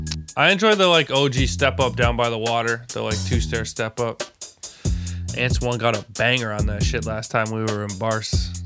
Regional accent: Toronto, Ontario, Canada; other Torontonians would always roast me when I told them I was from Toronto, acting like I was from Barrie or Grimsby or something.

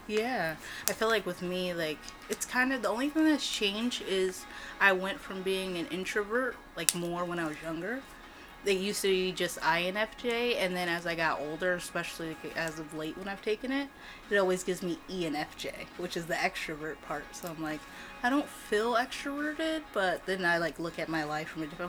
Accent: California, United States; now in Oregon, United States; I was born in California

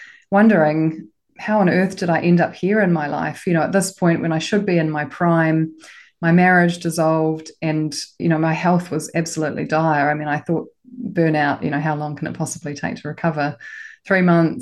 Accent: Auckland, New Zealand; also born or lived in Christchurch, New Zealand; I'm from Auckland. I was educated in Auckland, went to one of the top girls' schools

